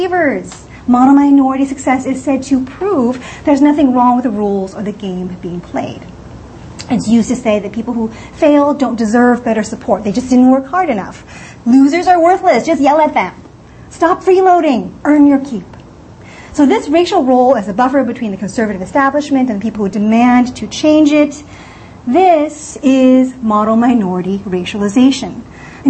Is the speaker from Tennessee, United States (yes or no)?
no; California, United States; I am from California, but I used to come to New York City a lot